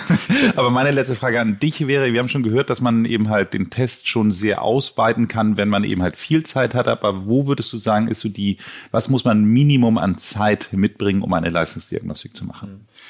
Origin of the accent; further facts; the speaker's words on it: Hamburg, Germany; mein Ziel als Hamburger